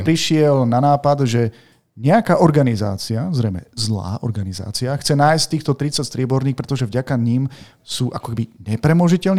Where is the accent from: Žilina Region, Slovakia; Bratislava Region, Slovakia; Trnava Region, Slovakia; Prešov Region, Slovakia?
Žilina Region, Slovakia; Martin; u nás v Martine